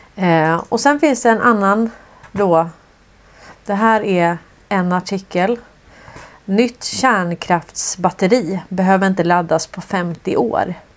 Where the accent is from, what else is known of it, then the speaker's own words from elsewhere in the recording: Sweden; som svensk